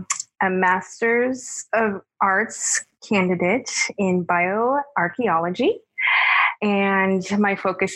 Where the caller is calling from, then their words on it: Atlanta, Georgia, United States; I'm calling from Atlanta, Georgia.